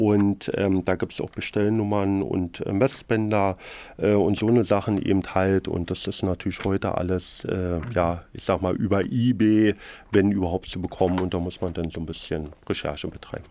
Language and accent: German; Berlin, Germany; im Osten gelernt habe, ich bin Berliner, habe im Ostteil der Stadt gelernt